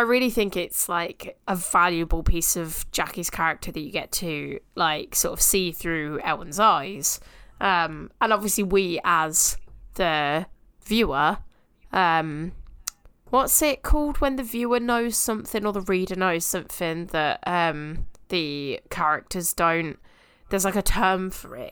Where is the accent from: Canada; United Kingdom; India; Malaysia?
United Kingdom; we're British